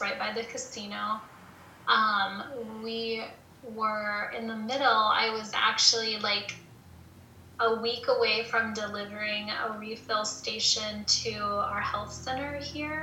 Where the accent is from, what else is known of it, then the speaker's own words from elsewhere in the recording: Topeka, Kansas, United States; also born or lived in Prairie Band Potawatomi reservation, Kansas; I live here on a reservation. I grew up in Topeka, and so, I mean, we were up here all the time, but I mean, so I was raised up here as well as in Topeka